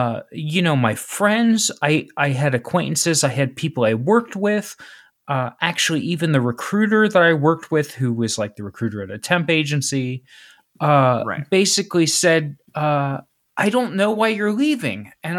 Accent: Cincinnati, Ohio, United States; I grew up in Cincinnati, right? I grew up east of Cincinnati, but I went to school in Cincinnati, et cetera, et cetera.

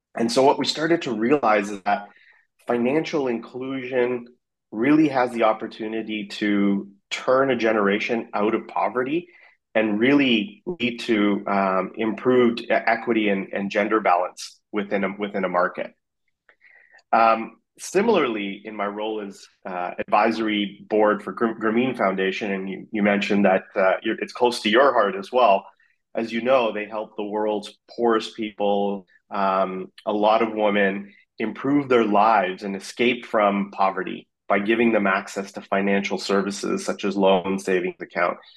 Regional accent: Vancouver, British Columbia, Canada; moved away as an adult; also born or lived in South Africa / Afghanistan / Singapore / Dubai; now in San Francisco, United States; I grew up in Vancouver

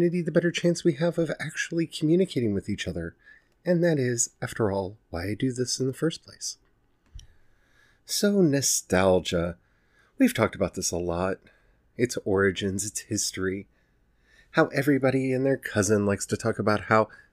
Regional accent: Maryland, United States; I grew up in Maryland in the 90s

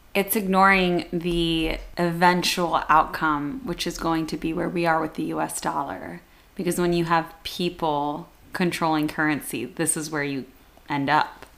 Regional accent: United States; as an American

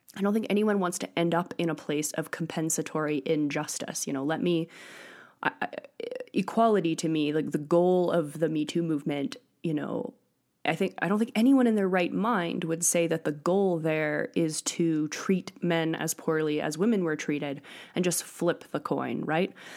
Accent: Northeast, United States; moved away as an adult; also born or lived in Europe; now in Crestone, United States; I grew up in the Northeast

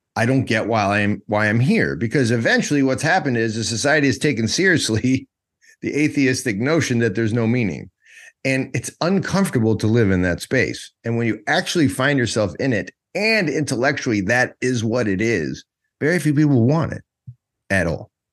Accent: United States; moved away; also born or lived in Georgia; I'm an American

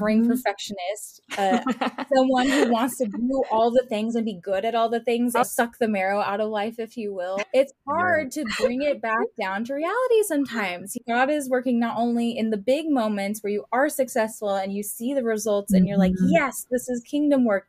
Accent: California, United States; moved away as an adult; now in Indianapolis, United States; I didn't grow up in Indy. And so I grew up in California. I moved to Indy about 6 years ago

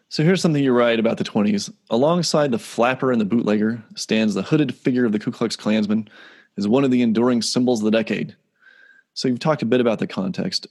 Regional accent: Palisade, Colorado, United States; I grew up in Palisade

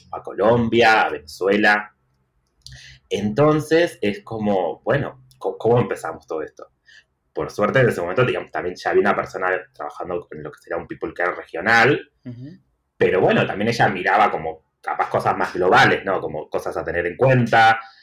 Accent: Tucumán, Argentina; moved away as an adult; also born or lived in Barcelona; now in Buenos Aires, Argentina; soy de Tucumán, pero vivo en Buenos Aires hace siete años

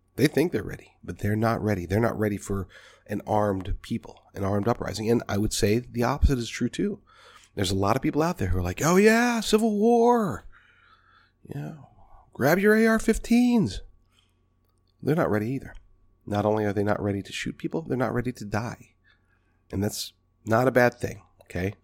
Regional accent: United States; American people, American patriots

